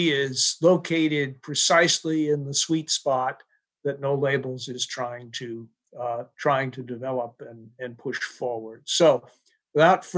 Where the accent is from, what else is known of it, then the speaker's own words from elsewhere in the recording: Maryland, United States; my home state of Maryland